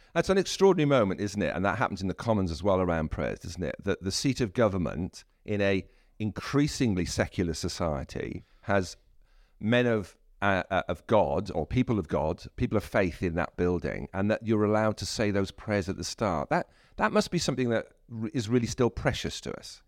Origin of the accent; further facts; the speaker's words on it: South Wales, United Kingdom; I was born in South Wales